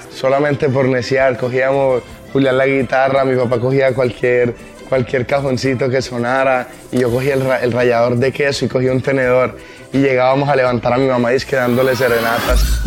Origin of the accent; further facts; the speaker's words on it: Montería, Córdoba, Colombia; representando a Montería, que es de donde vengo, la ciudad donde yo vengo